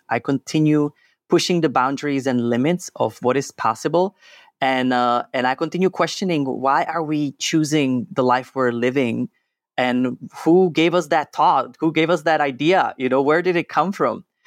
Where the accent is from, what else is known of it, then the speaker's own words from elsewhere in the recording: Czechia; I was born and raised in Czech Republic